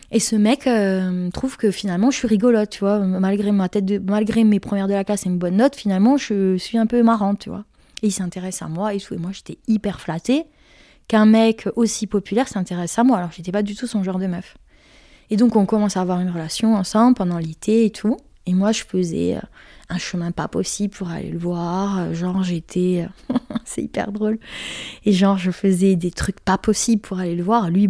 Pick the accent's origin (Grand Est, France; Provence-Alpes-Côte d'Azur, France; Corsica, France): Corsica, France; moi je suis corse, hein, on ne me fait pas sauter comme ça, t'inquiète pas.